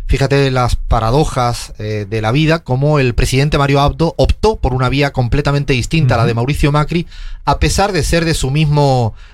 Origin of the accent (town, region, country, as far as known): Spain; moved away